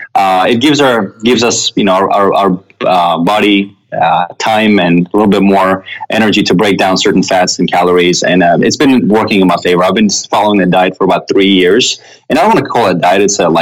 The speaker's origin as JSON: {"language": "English", "country": "Russia", "tie": "born or raised there", "also_born_or_lived": "Armenia", "said": "When I was born in Armenia, and when I turned 7, my family moved to Russia. So I had to learn a language and a culture and fit in from scratch."}